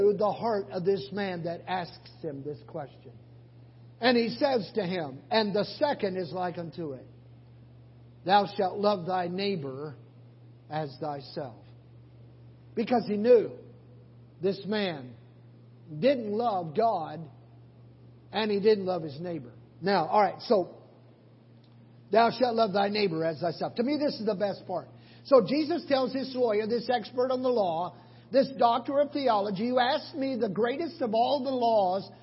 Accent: Oklahoma, United States; moved away; I'm from Oklahoma.

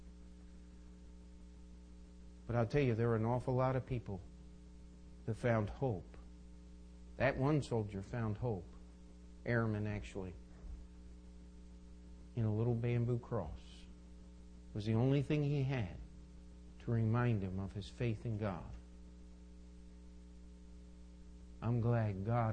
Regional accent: United States; I'm an American

